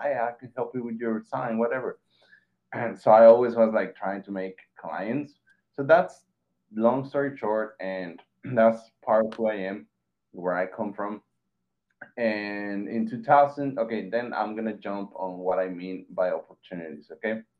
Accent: Mexico; I was born and raised in Mexico

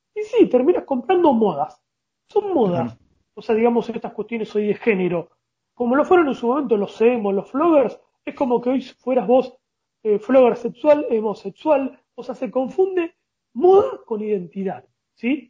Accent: Argentina; como argentinos

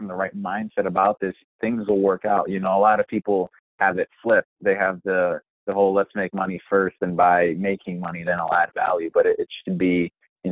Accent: Wisconsin, United States; I'm from Wisconsin

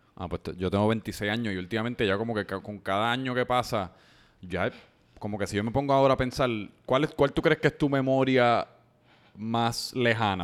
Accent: San Juan, Puerto Rico; also born or lived in Pennsylvania; un colega de Santulce. estamos aquí del mismo área, el mismo zip code

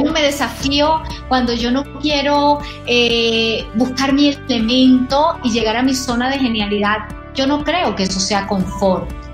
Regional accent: Barranquilla, Atlántico, Colombia; yo soy costeña, yo soy de la costa de Barranquilla, de Colombia

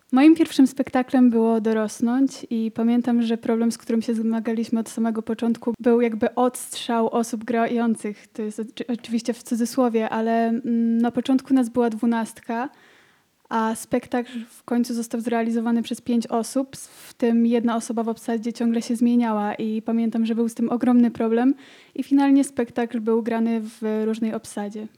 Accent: Wałbrzych, Lower Silesian Voivodeship, Poland; nasza wałbrzyska społeczność

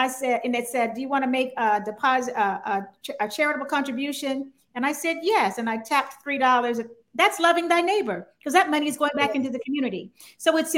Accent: North Carolina, United States; I was born and raised in North Carolina

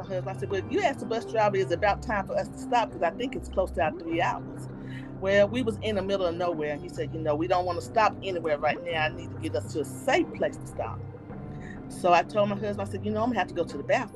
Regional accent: Winston-Salem, North Carolina, United States; I am from Winston-Salem, North Carolina.

